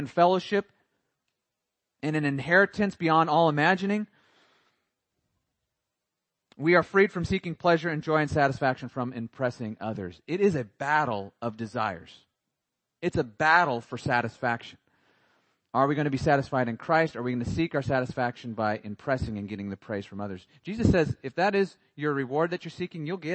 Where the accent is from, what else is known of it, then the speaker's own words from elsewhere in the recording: Montana, United States; moved away; I grew up in Montana